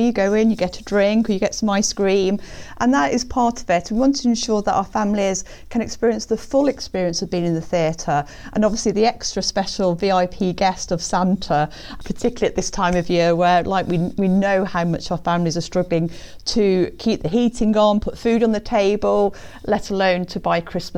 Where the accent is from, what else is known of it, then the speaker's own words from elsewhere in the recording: Birmingham, West Midlands, United Kingdom; I grew up in Birmingham